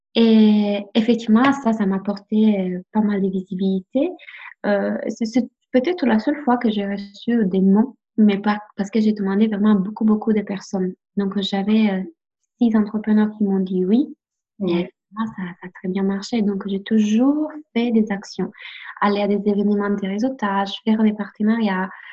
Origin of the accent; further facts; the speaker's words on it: Italy; French is a second language; now in France; je suis italienne